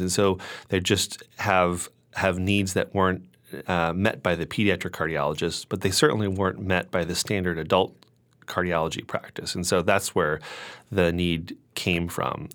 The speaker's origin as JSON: {"language": "English", "region": "Connecticut", "country": "United States", "also_born_or_lived": "Pittsburgh / New York", "moved": "as an adult", "said": "I am originally from Connecticut"}